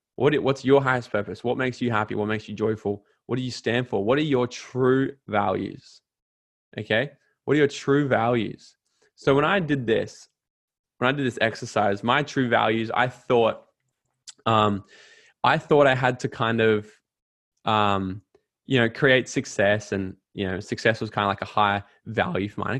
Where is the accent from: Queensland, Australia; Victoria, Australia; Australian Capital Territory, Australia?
Queensland, Australia; Gold Coast; I went back down to the Gold Coast, my hometown